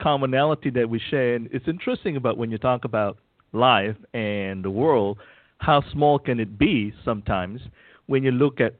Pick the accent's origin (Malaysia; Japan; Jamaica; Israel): Malaysia; moved away as an adult; also born or lived in Louisiana, United States; now in United States; I was born in Malaysia, in Asia. And I came to the United States to go to college at Louisiana State University and pretty much stayed here when I was 18. And so this is pretty much home for me.